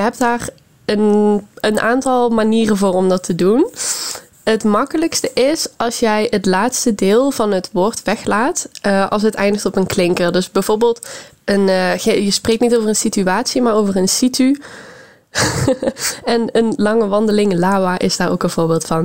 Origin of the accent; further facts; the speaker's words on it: Netherlands; in Nederland